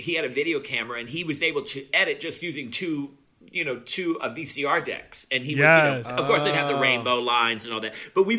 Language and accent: English; Louisiana, United States; also born or lived in New Orleans / Moss Bluff / Monroe / Farmerville; I'm from Louisiana, yeah, but I grew up in New Orleans.